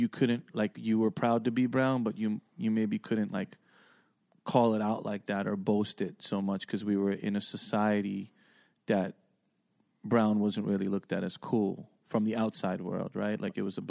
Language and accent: English; New York City, New York, United States; moved away; Juicy and I come from originally from Queens